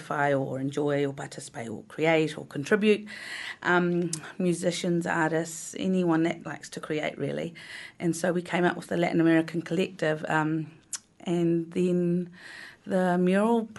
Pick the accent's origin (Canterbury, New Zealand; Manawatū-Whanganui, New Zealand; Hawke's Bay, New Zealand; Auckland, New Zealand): Canterbury, New Zealand; Christchurch; moved away as an adult; also born or lived in Argentina; now in Wellington, New Zealand; I was born in Argentina, my parents are Chilean, but grew up in Christchurch.